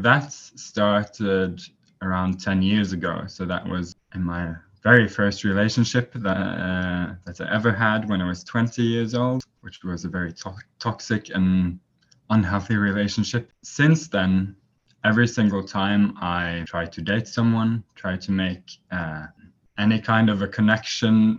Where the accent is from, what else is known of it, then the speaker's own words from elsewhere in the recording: Norway; now in Taiwan; I'm from Norway. So but right now I'm in Taiwan